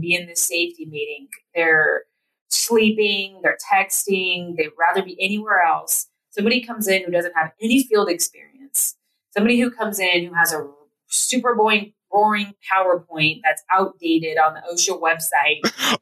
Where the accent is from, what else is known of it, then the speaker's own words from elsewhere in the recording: Platteville, Colorado, United States; we grew up in Platteville, Colorado